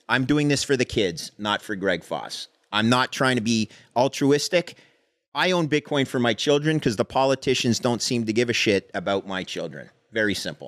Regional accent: Canada; I came, I come from Canada.

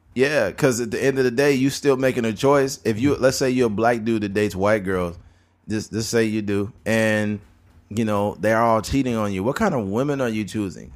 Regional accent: California, United States; we're from California

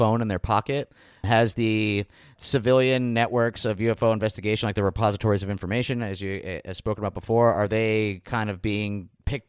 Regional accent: Scranton, Pennsylvania, United States; now in Philadelphia, United States; I grew up in Scranton, I'm a fellow Pennsylvanian, and I've been living in Philadelphia for quite some time now

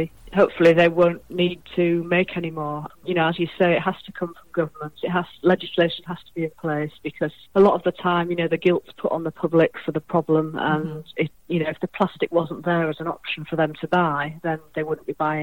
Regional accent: Hull, Yorkshire and the Humber, United Kingdom; moved away; I'm from Hull originally on the East Coast. So as a child, I used to walk on the beaches there

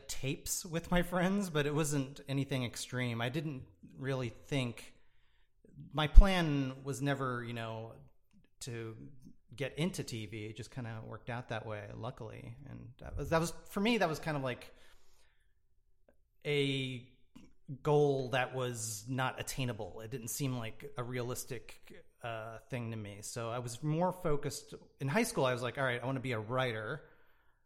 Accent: Florida, United States; moved away as an adult; also born or lived in Gainesville; now in Long Beach, United States; I traveled a little bit as a kid, but I would say I spent the majority of my childhood in Florida

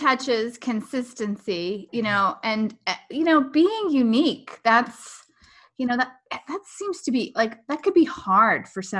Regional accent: Texas, United States; I grew up in Texas

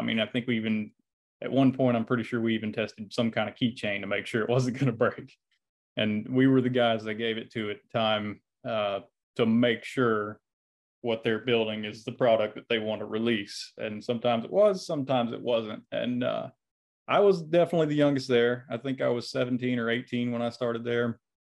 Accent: Dothan, Alabama, United States; You know, it's not a bad place. I mean, obviously I came back, but it was, I went to a little school called Rehoboth, and I don't think I would have traded it for anything.

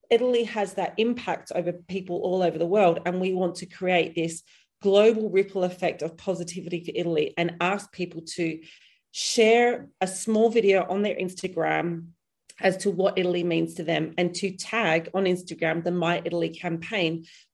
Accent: Perth, Western Australia, Australia; accent: hybrid Australian-British; now in United Kingdom; I'm from Perth, Australia. So it's like the most isolated city in the world. And I moved to the UK in 2000.

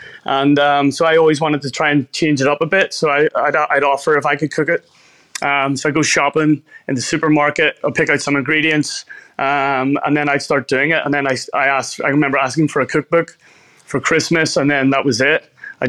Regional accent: Belfast, Northern Ireland, United Kingdom; moved away as an adult; now in Australia; So I grew up in Belfast, a city in Northern Ireland. I lived there for 27 years of my life before coming to Australia.

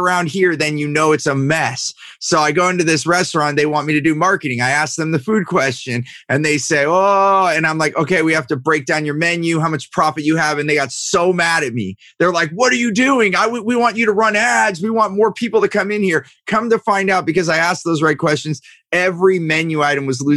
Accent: Silicon Valley, California, United States; I grew up in Silicon Valley.

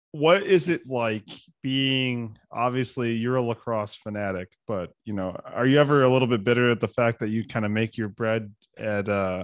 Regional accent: Ohio, United States; I mean, listen, growing up in Ohio, traveling the world a bit

